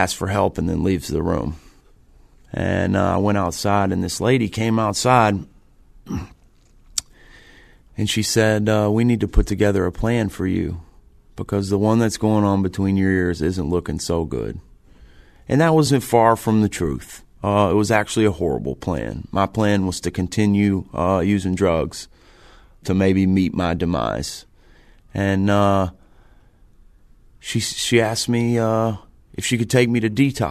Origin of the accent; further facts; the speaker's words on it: Nashville, Tennessee, United States; moved away; I'm from Nashville, Tennessee